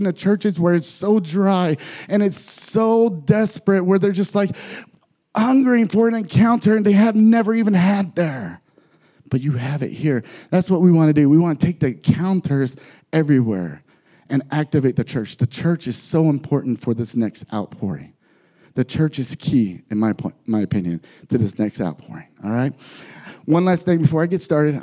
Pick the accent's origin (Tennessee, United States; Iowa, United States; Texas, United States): Texas, United States; San Antonio; moved away as an adult; I'm from San Antonio, Texas originally.